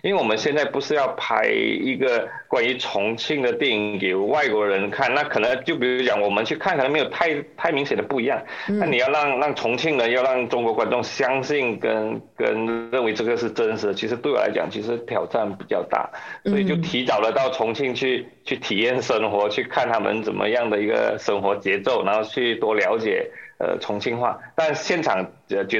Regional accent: Malaysia; 我们马来西亚人还是有一点点优势，因为我们懂的语言相对可能比较多

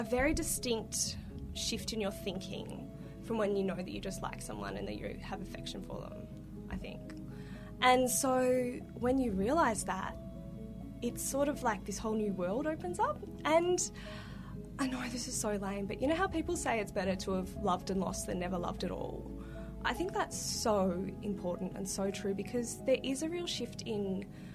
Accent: Melbourne, Victoria, Australia; I grew up in Northcote

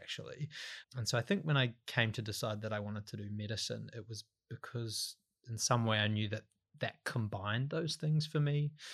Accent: Waiuku, Auckland, New Zealand; moved away; I'm from the North Island, a couple of hours out of Auckland

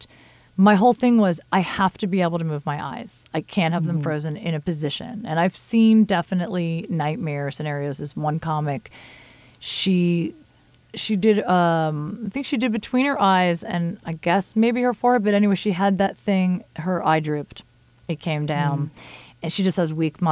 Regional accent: New Jersey, United States; moved away; I'm from Jersey

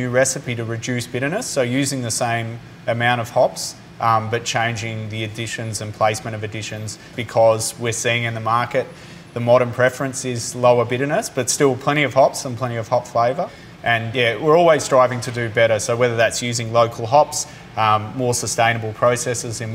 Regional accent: Beechworth, Victoria, Australia; I grew up in Beechworth

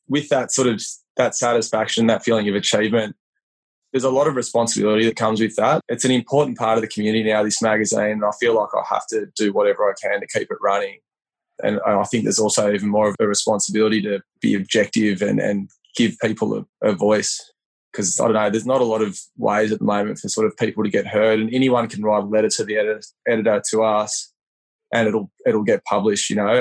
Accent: Leeton, New South Wales, Australia; moved away as an adult; also born or lived in Wagga Wagga / Canberra; now in Sydney, Australia; I was born in Waugh. I'm in southwest New South Wales and grew up in Leeton.

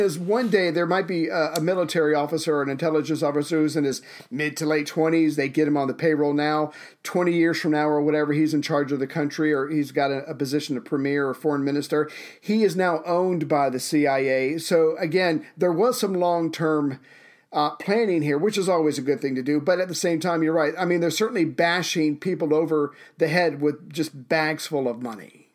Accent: United States; as an American

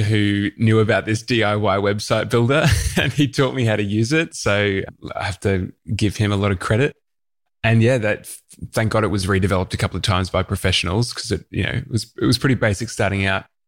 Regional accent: Melbourne, Victoria, Australia; I grew up in the outer east of Melbourne in the Dandenong Ranges

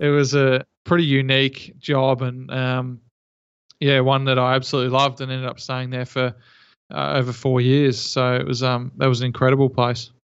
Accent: Geelong, Victoria, Australia; I'm from Geelong, uh, Victoria

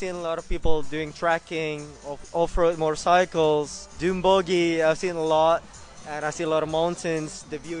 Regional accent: Indonesia; I'm from Indonesia. I'm 29 years old.

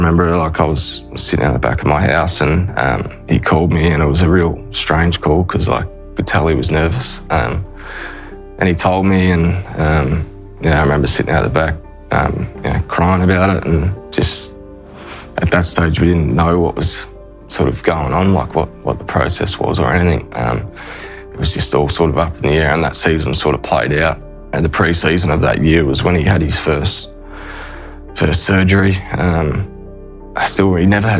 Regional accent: Queensland, Australia; also born or lived in Yarrawonga, Victoria; I was born in Yarrawonga, so little country town there on the border of New South Wales and Victoria. And grew up there till I was five, and Mum and Dad moved to Queensland

